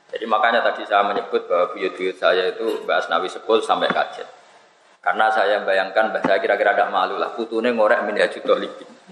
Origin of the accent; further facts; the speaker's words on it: Pantura, Indonesia; Saya ini orang Pantura